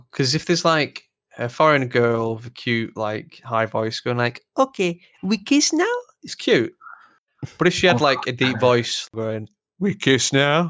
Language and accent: English; Lancashire, North West England, United Kingdom; accent: Lancashire; my accent attractive because they think it's manly and barbaric just because it's from fucking Lancashire.